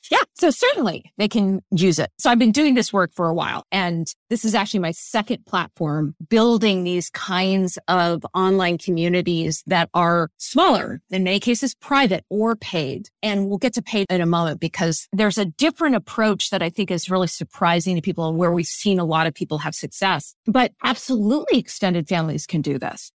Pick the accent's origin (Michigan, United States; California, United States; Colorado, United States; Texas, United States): California, United States; Silicon Valley; today in my hometown, you have a multi-trillion dollar company that has preserved the orchards